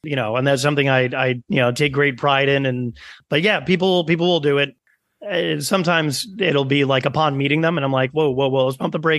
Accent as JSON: {"language": "English", "town": "Stamford", "region": "Connecticut", "country": "United States", "tie": "born or raised there", "accent": "New York", "said": "I was born and raised in Stamford, Connecticut"}